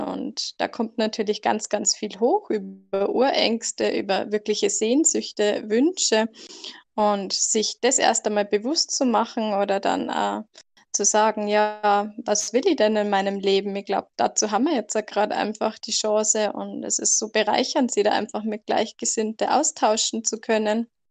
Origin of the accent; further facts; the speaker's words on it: near the border by Salzburg, Bavaria, Germany; ich komme aus Deutschland, ganz grenznah kurz vor Salzburg